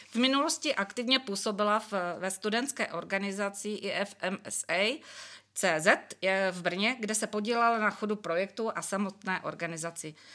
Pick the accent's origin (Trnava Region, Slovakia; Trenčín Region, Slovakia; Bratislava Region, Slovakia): Bratislava Region, Slovakia; Bratislava; moved away as an adult; now in Brno, Czech Republic; ja pochádzam z Bratislavy